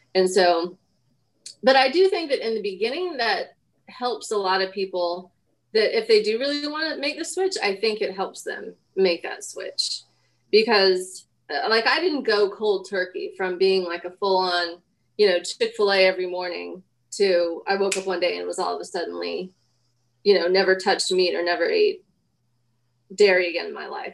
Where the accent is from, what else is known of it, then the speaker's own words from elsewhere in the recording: Denver, Colorado, United States; I mean, I was born, I grew up in Denver.